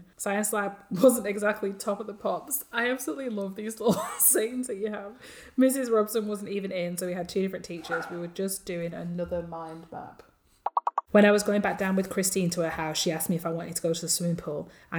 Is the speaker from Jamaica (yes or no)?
no; Australia; It is set in Australia and it's an insult to me since I'm Aussie.